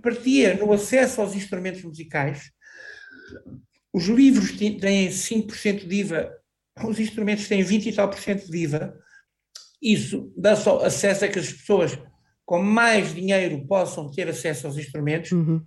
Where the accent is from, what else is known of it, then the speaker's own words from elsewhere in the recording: Chamusca, Santarém District, Portugal; now in Anadia, Portugal; na minha terra natal, na Chamusca